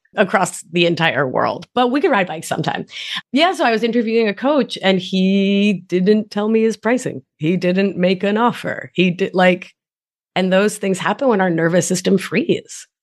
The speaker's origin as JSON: {"language": "English", "town": "Providence", "region": "Rhode Island", "country": "United States", "tie": "born or raised there", "also_born_or_lived": "Argentina"}